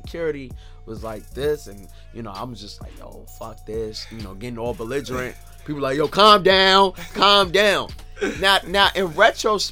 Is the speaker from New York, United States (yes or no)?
yes; New York City, New York, United States; I'm from Brooklyn, New York